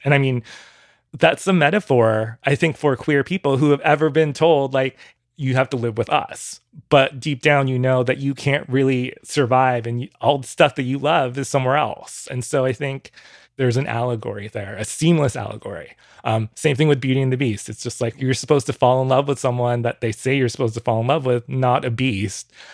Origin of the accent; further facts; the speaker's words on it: Orange County, California, United States; I grew up in Orange County, California, 20 minutes away from Disneyland.